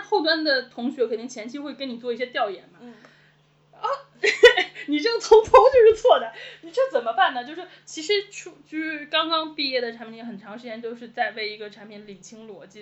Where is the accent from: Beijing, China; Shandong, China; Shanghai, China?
Beijing, China; 我是北京人